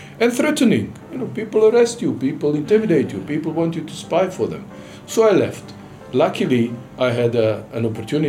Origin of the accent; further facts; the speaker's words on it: Sarajevo, Federation of Bosnia and Herzegovina, Bosnia & Herzegovina; moved away as an adult; now in Tanzania; the UN High Commissioner for Refugees office in Sarajevo, my hometown, during the war